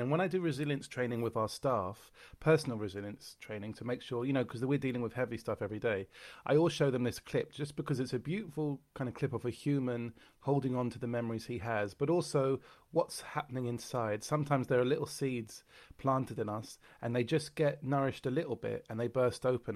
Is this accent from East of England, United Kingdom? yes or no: no; London, United Kingdom; I am from London